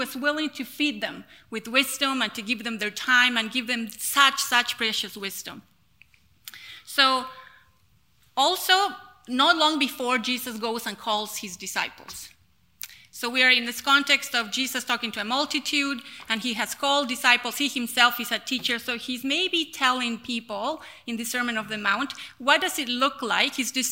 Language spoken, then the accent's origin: English; La Paz, Bolivia; I was born in La Paz, which you're looking at there on your screen is La Paz City, which is the highest city in the world.